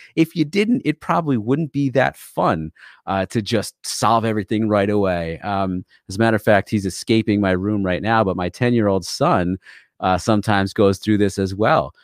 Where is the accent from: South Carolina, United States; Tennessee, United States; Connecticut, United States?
Connecticut, United States; also born or lived in New York; I am from Connecticut